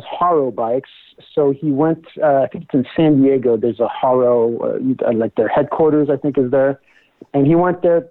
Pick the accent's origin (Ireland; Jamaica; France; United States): France; moved away; I'm originally from France